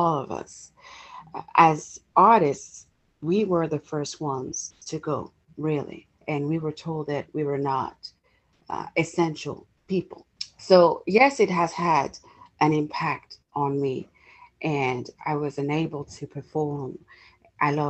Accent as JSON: {"language": "English", "country": "France", "tie": "born or raised there", "also_born_or_lived": "England / United States", "moved": "yes", "lives_now": "Los Angeles, United States", "said": "I was born and raised in France. I lived in England for many years. I have now been in the States for 8 years."}